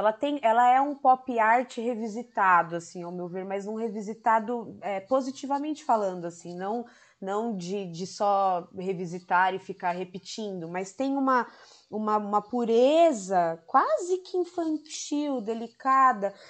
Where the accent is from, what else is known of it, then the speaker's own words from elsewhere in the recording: São Paulo, Brazil; São Paulo, minha terra